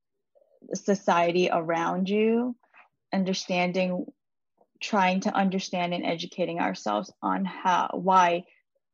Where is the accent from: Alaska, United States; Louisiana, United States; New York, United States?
New York, United States; New York City; I was born and raised in New York City. So I'm very much American